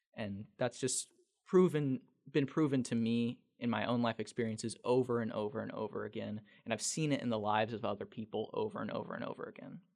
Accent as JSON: {"language": "English", "town": "El Dorado Springs", "region": "Missouri", "country": "United States", "tie": "born or raised there", "said": "working at a local newspaper in my hometown, El Dorado Springs"}